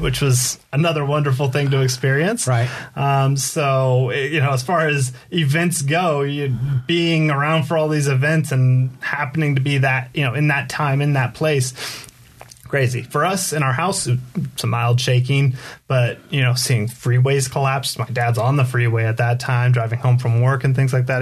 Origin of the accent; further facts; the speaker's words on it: Poway, California, United States; also born or lived in La Mesa, California; I was born in Southern California, so mm-hmm. I'm from San Diego.